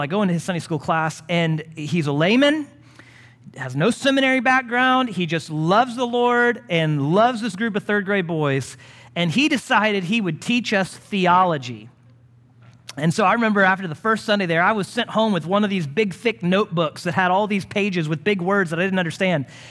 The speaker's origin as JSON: {"language": "English", "town": "Houston", "region": "Texas", "country": "United States", "tie": "born or raised there", "moved": "as an adult", "lives_now": "Longview, United States", "said": "growing up in Houston"}